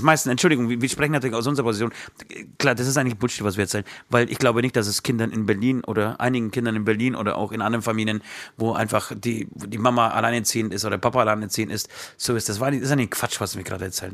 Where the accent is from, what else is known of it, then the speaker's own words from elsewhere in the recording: Poland; moved away; ich komme ja aus Polen